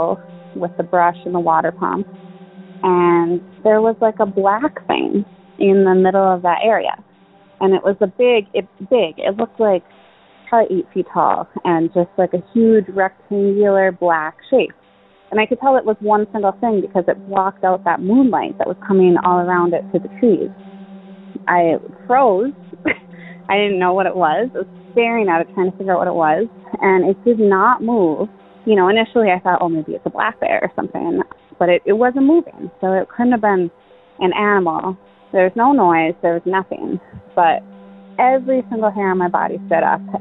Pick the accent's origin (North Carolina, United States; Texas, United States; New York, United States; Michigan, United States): Michigan, United States; I'm from Michigan